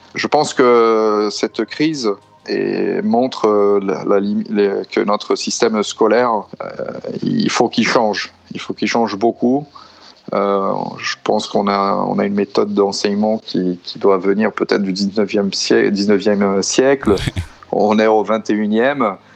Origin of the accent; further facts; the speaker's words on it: São Paulo, Brazil; moved away as an adult; also born or lived in France; now in Italy; je suis originaire de São Paulo. ça fait déjà huit ans que j'habite en Europe